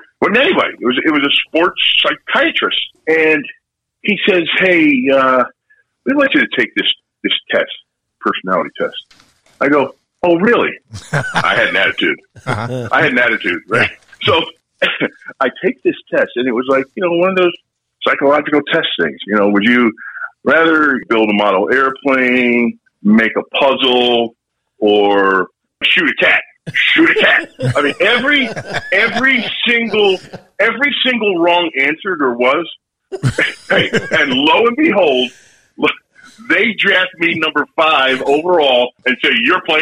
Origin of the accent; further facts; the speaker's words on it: Philadelphia, Pennsylvania, United States; moved away; my hometown in Philadelphia.